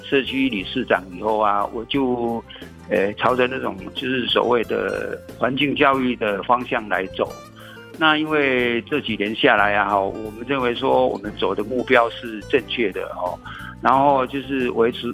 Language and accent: Chinese; Nanliao, Hsinchu City, Taiwan; 对，我从出生到现在都没有搬过家，也没有迁移过户籍，也都是世居在南寮村。